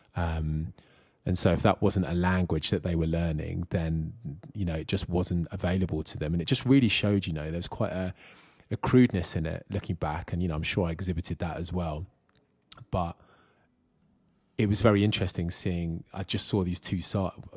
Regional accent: Kent, South East England, United Kingdom; I was born in Kent in the UK

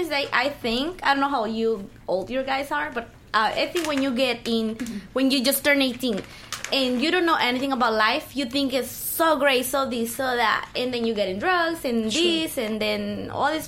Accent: Miami, Florida, United States; now in Los Angeles, United States; I grew up in Miami.

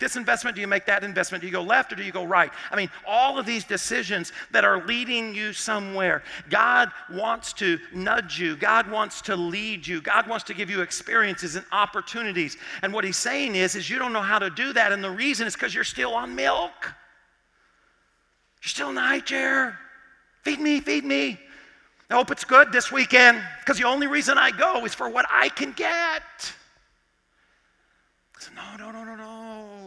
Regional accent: Arkansas, United States; I grew up in Arkansas

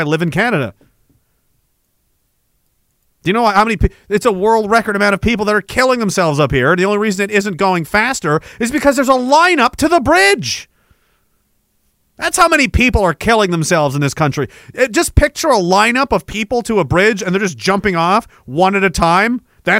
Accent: Scotland, United Kingdom; That's because as a Scot slash Dane, I don't have the like.

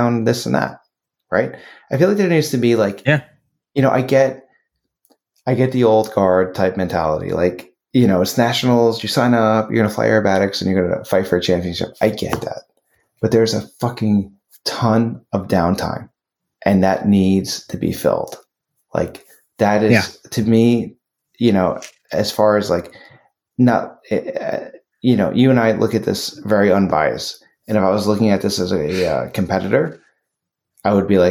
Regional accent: New York, United States; Being that I'm from New York

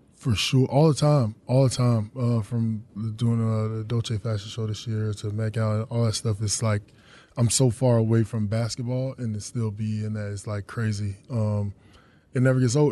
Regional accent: North Carolina, United States; I'm from North Carolina

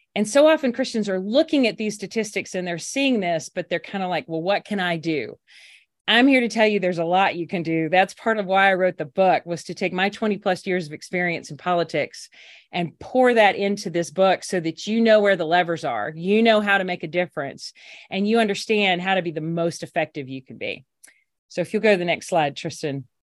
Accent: Alabama, United States; also born or lived in Washington; came back to my home state of Alabama

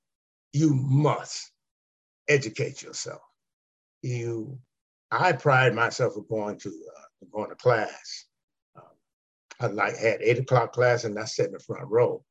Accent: Los Angeles, California, United States; Collette and I grew up in Southern League in Los Angeles.

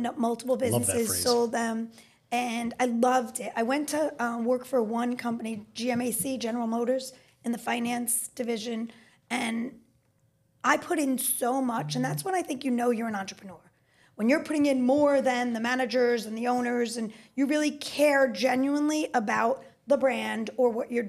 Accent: New York, United States; I'm a New Yorker native and I love New York

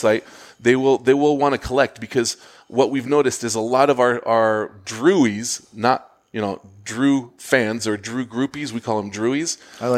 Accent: Switzerland; also born or lived in Zurich, Switzerland / Geneva, Switzerland; now in United States; I was born in Switzerland in Zurich, but I lived in Geneva

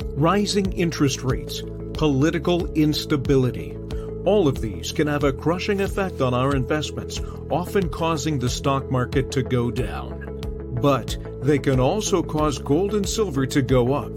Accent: Newport Beach, California, United States; moved away; also born or lived in Wellesley, Massachusetts; I'm originally from Newport Beach, California

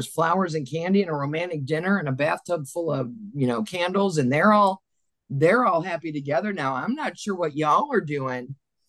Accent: Cleveland, Ohio, United States; also born or lived in Pittsburgh, Pennsylvania (parents' origin); My parents were from there. So while I was raised in a Pittsburgh household, I moved to Cleveland when I was 9, and my dad said I had to be a Browns fan because this was going to be my hometown. I wasn't raised in Pittsburgh.

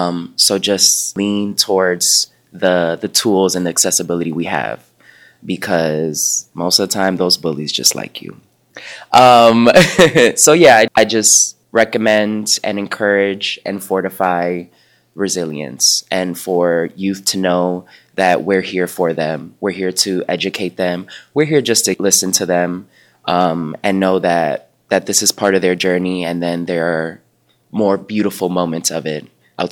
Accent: New York City, New York, United States; I come from a background, again, I'm from Uptown Manhattan, went to all black and brown school.

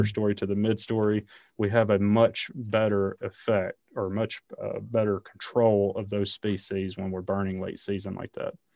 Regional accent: the South, United States; I grew up in the South, hunting and fishing

